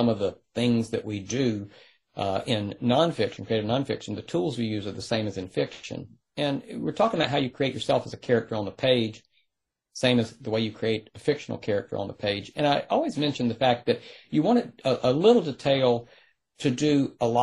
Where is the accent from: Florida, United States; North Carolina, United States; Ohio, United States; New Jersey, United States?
North Carolina, United States; rural; I grew up in North Carolina. And it was, rural North Carolina.